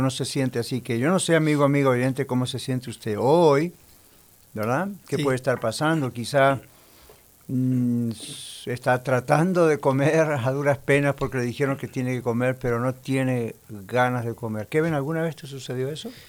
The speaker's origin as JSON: {"language": "Spanish", "region": "Buenos Aires", "country": "Argentina", "tie": "born there", "said": "Y yo soy de quién sabe dónde, pero nací en Buenos Aires, Argentina."}